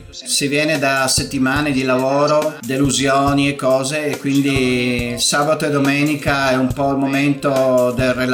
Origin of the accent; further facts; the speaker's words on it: Friuli-Venezia Giulia, Italy; io sono un friulano che lavora spesso in Veneto.